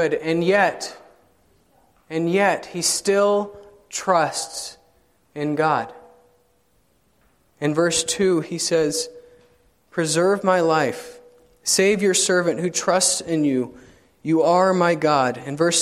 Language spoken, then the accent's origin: English; South Carolina, United States; now in Indianapolis, United States; I grew up in South Carolina